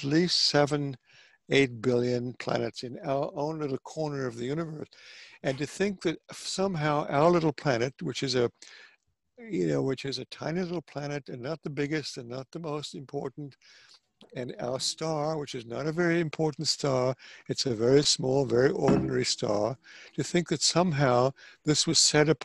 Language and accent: English; South Africa; moved away; I grew up in South Africa